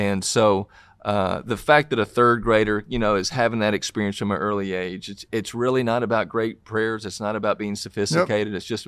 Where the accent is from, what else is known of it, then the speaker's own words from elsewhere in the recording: Tennessee, United States; accent: Southern; from Tennessee, and obviously from my accent, you can tell I'm from the South in this.